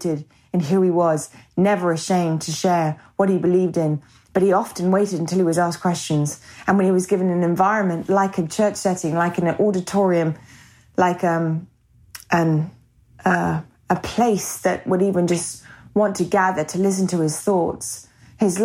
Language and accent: English; England, United Kingdom; also born or lived in America; now in United States; being English, living in America, going back over to England